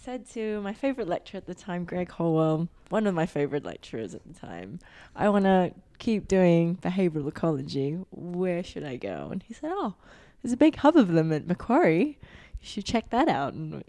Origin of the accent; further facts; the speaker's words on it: Hong Kong; I'm originally from Hong Kong, and it doesn't mean anything in that language, and it doesn't mean anything really.